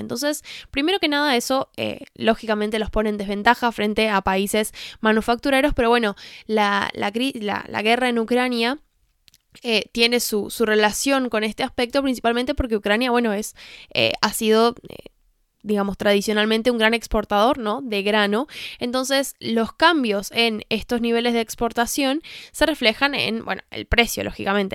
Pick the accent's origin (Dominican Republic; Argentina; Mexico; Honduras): Argentina; lo digo como argentina. Acá en Argentina